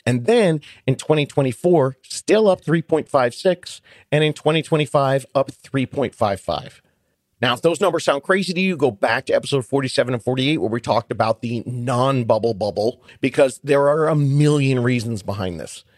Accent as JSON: {"language": "English", "town": "Buffalo", "region": "New York", "country": "United States", "said": "I am an Italian from Buffalo, New York"}